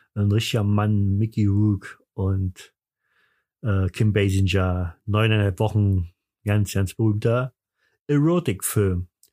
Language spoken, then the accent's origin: German; East Germany, Germany